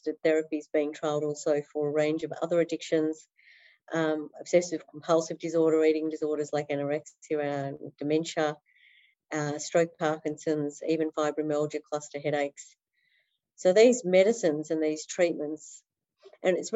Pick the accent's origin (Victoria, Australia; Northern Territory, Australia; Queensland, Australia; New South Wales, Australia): Victoria, Australia; Melbourne; also born or lived in Netherlands; I've been in Melbourne most of my life. I was born in the Netherlands but came here at one